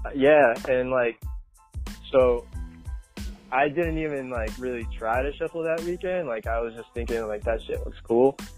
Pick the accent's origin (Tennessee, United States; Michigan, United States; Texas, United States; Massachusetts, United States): Massachusetts, United States; Boston; also born or lived in Paris, France; I moved to the United States when I was just around two years old, and I grew up in Massachusetts, uh, south side of Boston